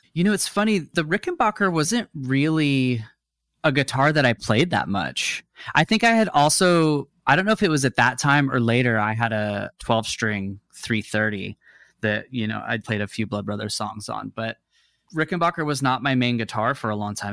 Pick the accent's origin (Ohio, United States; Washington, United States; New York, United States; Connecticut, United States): Washington, United States; Seattle; moved away as an adult; also born or lived in Dallas, Texas / Houston, Texas; now in Los Angeles, United States; I was seven or eight when we moved, and, um, kinda got inserted into the Seattle culture